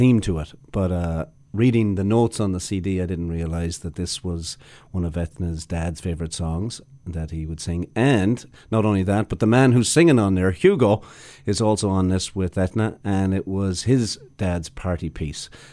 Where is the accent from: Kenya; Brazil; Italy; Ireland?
Ireland; now in Canada; coming from Ireland, we could choose to come here if we wanted